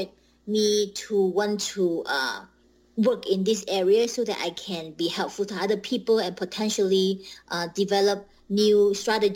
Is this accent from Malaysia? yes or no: yes; Malaysia; moved away as an adult; also born or lived in Bemidji, Minnesota, United States; I was born and raised in Malaysia, and I went to school. So my elementary to high school, I finished in Malaysia